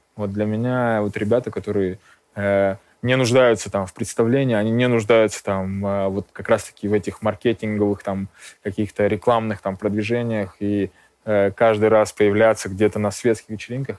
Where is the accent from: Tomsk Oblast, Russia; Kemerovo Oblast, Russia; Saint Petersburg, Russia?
Kemerovo Oblast, Russia; Kemerovo; moved away as an adult; also born or lived in Armenia; now in Moscow, Russia; я родился в Армении, э, очень долго школьное и студенческое время я э, прожил в Кемерово, в Сибири.